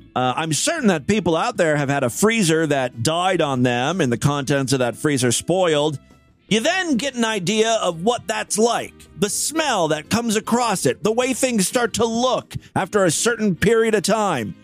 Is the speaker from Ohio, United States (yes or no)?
yes; Ashtabula, Ohio, United States; Ashtabula is my hometown. It's a small town up in northeast uh, uh, Ohio, near Cleveland